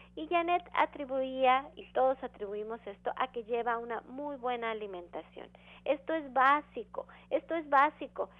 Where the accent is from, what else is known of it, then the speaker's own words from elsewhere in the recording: Mexico; como mexicanos tendemos genéticamente a la predisposición a la diabetes